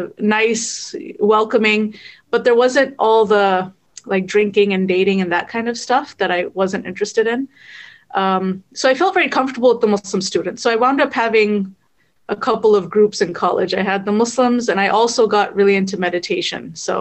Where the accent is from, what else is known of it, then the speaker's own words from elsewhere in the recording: Fremont, California, United States; also born or lived in Oakland / Egypt; So I was born in Oakland, grew up pretty much in Fremont, went to college at Berkeley. I live now in the South Bay, so I've pretty much always been in the Bay Area. The only exception is 3 years my husband and I lived in Egypt.